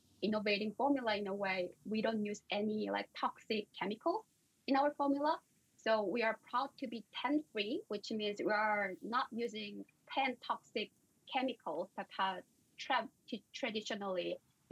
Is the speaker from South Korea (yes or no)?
yes; South Korea; moved away as an adult; also born or lived in India / Stanford; I'm originally coming from South Korea.